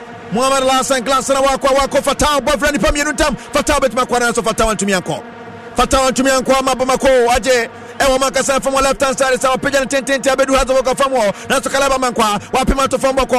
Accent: Accra, Greater Accra, Ghana; Team Nina, I am from Accra.

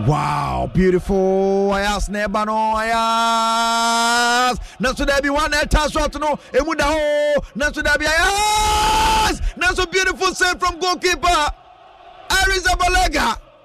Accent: Dansoman, Greater Accra, Ghana; from Dansoman.

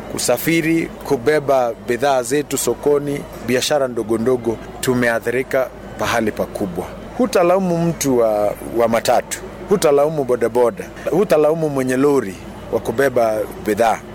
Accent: Kenya; sisi ni Wakenya

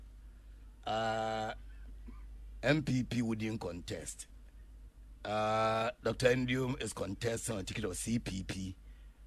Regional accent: Komenda-Edina-Eguafo-Abirem, Central Region, Ghana; moved away; also born or lived in Elmina; I am a typical Commander Ednego Afabrim guy, born and bred in KEA.

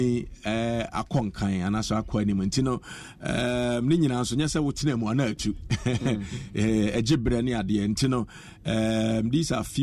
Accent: Kumasi, Ashanti, Ghana; moved away as an adult; I was born and bred in Kumasi

